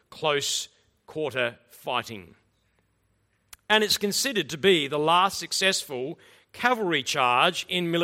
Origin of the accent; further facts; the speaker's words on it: Australia; as an Australian